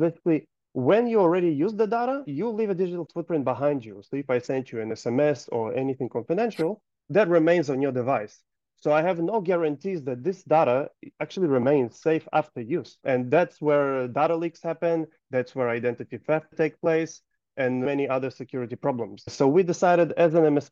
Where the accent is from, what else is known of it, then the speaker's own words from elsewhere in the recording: Gold Coast, Queensland, Australia; I am from Gold Coast, Australia